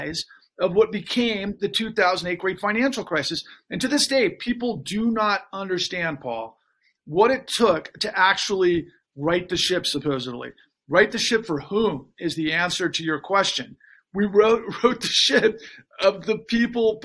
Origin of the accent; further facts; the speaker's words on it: Texas, United States; growing up in Texas